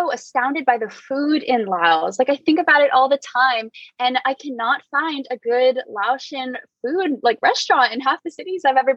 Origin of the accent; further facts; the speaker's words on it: East Coast, United States; now in West Coast, United States; I grew up on the East Coast and was more used to like seeing mostly Italian restaurants